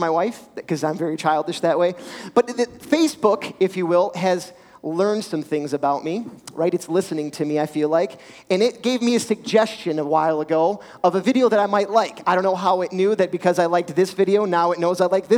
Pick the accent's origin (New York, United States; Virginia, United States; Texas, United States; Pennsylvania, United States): Virginia, United States; Richmond; Growing up in Richmond, we had a farm, dirt bikes, four-wheelers.